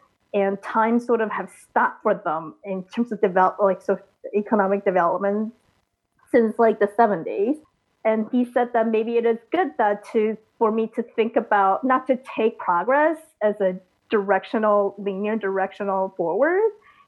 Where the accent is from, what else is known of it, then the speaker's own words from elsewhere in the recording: United States; So of an educational system and the same process like growing up in America.